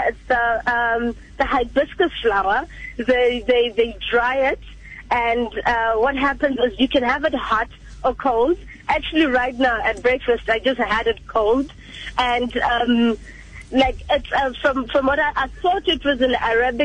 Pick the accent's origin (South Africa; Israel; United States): South Africa; I was traveling as a South African